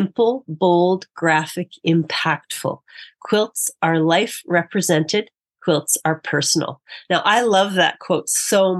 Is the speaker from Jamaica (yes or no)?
no; Manitoba, Canada; I grew up in Manitoba, so I know about the frozen tundra of the winters there.